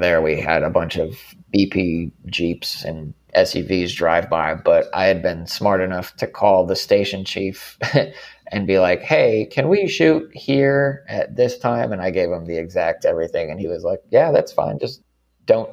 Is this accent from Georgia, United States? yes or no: no; Arizona, United States; I'm from Arizona